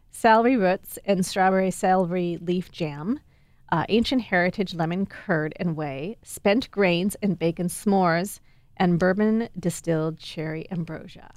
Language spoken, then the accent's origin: English; Wisconsin, United States; I'm from Wisconsin